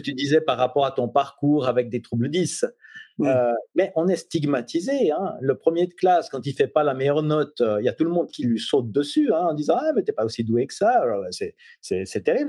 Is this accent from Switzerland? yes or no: yes; Switzerland; je suis suisse